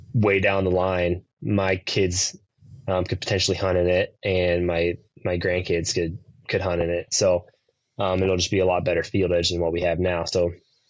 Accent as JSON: {"language": "English", "region": "Nebraska", "country": "United States", "tie": "born or raised there", "moved": "yes", "lives_now": "Kansas, United States", "said": "even though we're in Kansas, we've just like, we grew up in Nebraska"}